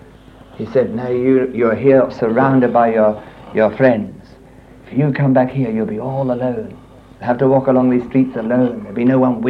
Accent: Richmond, London, United Kingdom; moved away as an adult; also born or lived in Italy; We lived here in Richmond, so this is my hometown

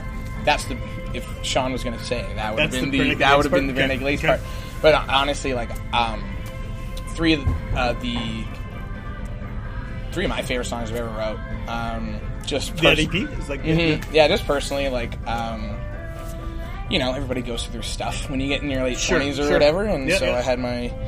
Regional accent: Canada; we're from Canada

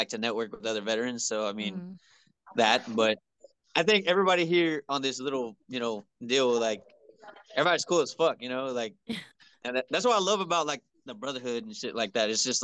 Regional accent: Houston, Texas, United States; I'm from Houston, like the strip club fucking capital right now

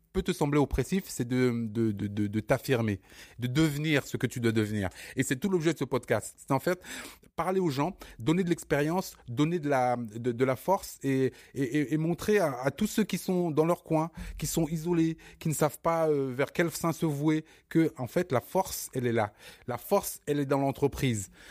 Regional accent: Bobigny, Île-de-France, France; also born or lived in Cameroon; Bobigny, c'est mon, c'est mon, c'est mon fief, c'est mon, c'est mon terre-terre

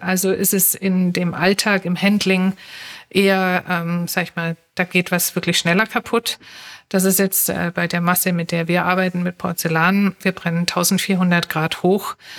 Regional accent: Stuttgart, Baden-Württemberg, Germany; moved away as an adult; now in Berlin, Germany; also gebürtig aus Stuttgart. Wir sind ja viele Exilanten hier in Berlin aus Schwaben kommend

